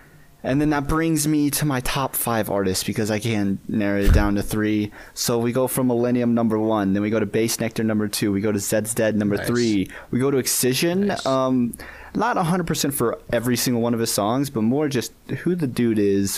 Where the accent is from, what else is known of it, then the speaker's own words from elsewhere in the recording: Houston, Texas, United States; now in Colorado, United States; I'm 23. I'm from Houston, Texas. I live in Colorado now.